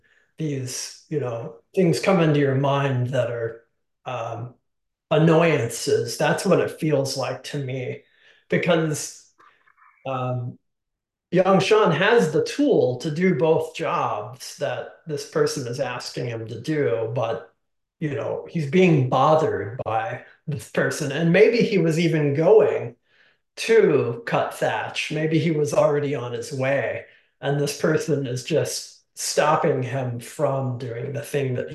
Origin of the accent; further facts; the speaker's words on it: the South, United States; I grew up in the South